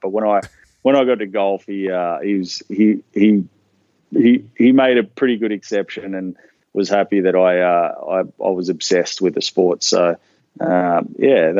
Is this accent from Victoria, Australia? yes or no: no; Newcastle, New South Wales, Australia; also born or lived in Melbourne; I was born in Melbourne. So my family was living in Melbourne, but when I was about 3 or 4, my dad got a job in a seafood company in Newcastle, and we all migrated down to Newcastle